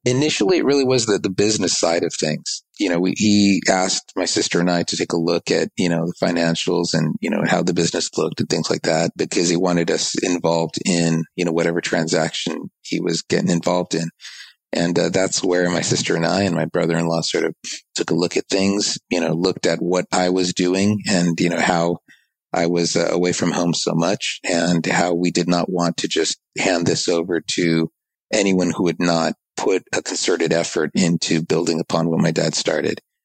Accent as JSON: {"language": "English", "region": "Southern California", "country": "United States", "tie": "born or raised there", "also_born_or_lived": "East Coast, United States / Japan", "said": "I was born on the East Coast, but I grew up in Southern California"}